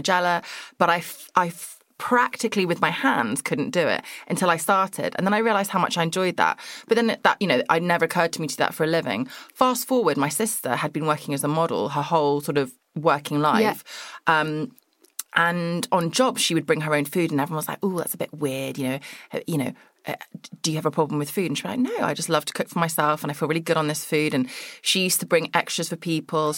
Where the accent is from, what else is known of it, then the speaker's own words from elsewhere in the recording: Surrey, South East England, United Kingdom; I'm from Surrey, which is just Greater London